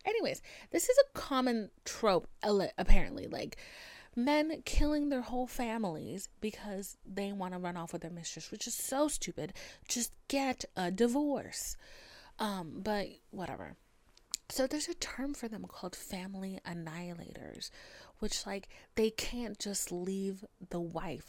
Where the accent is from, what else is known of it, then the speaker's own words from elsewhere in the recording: United States; I'm American